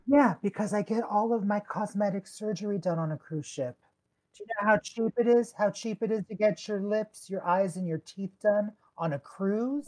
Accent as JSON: {"language": "English", "region": "Southern California", "country": "United States", "tie": "born or raised there", "said": "I grew up in Southern California"}